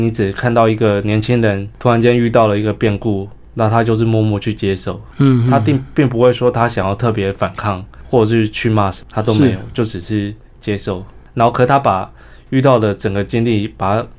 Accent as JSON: {"language": "Chinese", "region": "Hsinchu", "country": "Taiwan", "said": "因为我是新竹人，其实我也小时候也不生长在台南。"}